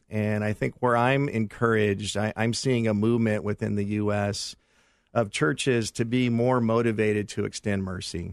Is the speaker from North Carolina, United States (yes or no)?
no; Los Angeles, California, United States; my wife and I grew up in the San Fernando Valley